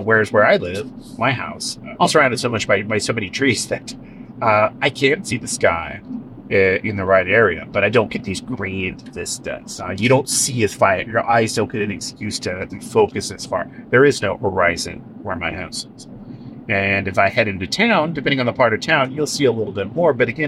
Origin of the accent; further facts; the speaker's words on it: California, United States; where I grew up in Northern California, because I grew up in the northern end of the Central Valley, which is like a large-scale version of this.